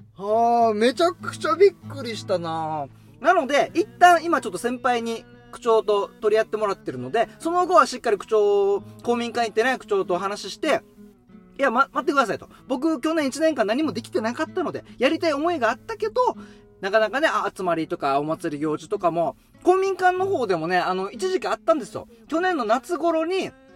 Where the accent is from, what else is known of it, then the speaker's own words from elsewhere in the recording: Haebaru, Okinawa, Japan; 僕、ハ原町出身で、で、そのさらに地元がハ原町、与那覇というところで